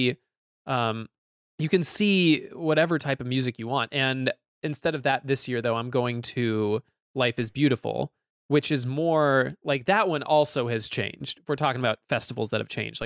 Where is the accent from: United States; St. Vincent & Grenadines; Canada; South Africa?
United States; Napa, California; it's in my hometown